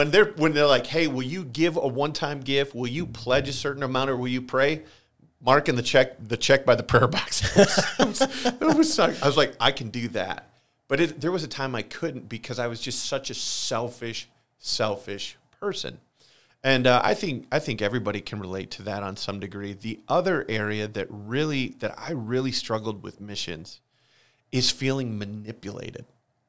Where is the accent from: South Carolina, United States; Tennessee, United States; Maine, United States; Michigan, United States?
Michigan, United States; Holland; Church I grew up at in Holland, Michigan, Central Wesleyan. The family I grew up in, a great Christian home.